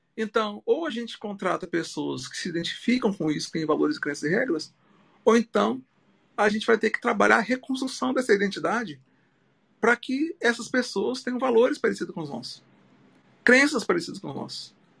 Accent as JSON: {"language": "Portuguese", "region": "Minas Gerais", "country": "Brazil", "moved": "yes", "lives_now": "Natal, Brazil", "said": "Eu sou mineiro"}